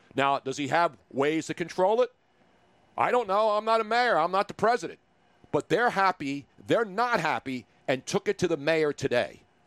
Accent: Philadelphia, Pennsylvania, United States; as a Philadelphian

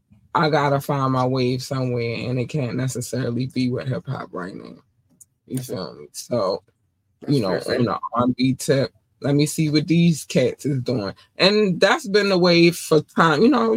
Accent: Baltimore, Maryland, United States; also born or lived in North Carolina; Especially because I was born in North Carolina, and in North Carolina we had one black station and all the rest of them was everything else. And then we moved to Baltimore, and then I had all the black stations

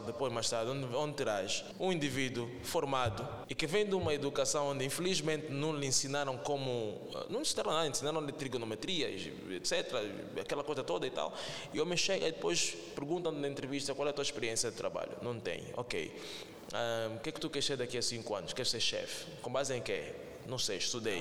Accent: Angola; nós como angolanos

